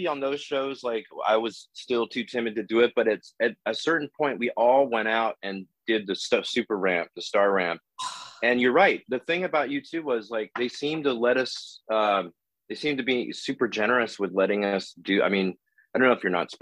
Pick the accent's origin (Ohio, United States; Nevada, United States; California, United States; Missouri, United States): California, United States; Oakland; now in Los Angeles, United States; I'm from Oakland.